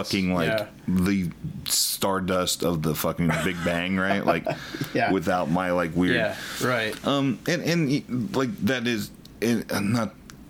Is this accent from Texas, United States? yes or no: yes; Austin, Texas, United States; I'm an Austin kid. Like, before being an Austin kid was a cool thing, I guess.